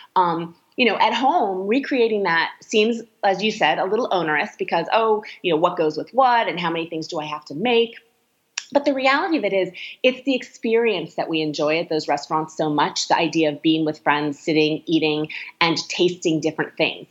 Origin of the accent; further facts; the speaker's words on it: California, United States; I'm from California